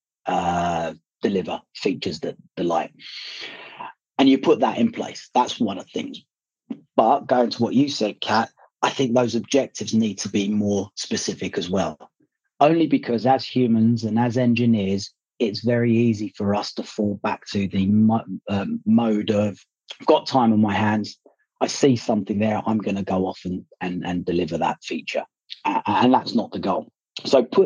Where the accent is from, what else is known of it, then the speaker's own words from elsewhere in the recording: Libya; now in United Kingdom; I was born in Libya and my parents are Libyan, so I go visit Libya quite often